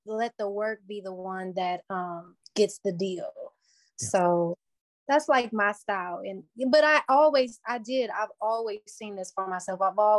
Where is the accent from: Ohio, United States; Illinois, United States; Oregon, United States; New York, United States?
Ohio, United States; Cleveland; Cleveland is an interesting place. It's like you get a taste of everything here, but it's reserved enough to where you can build yourself